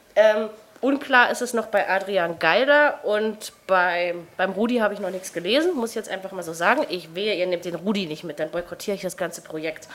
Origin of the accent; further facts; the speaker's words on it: Germany; ich als Brandenburger Berliner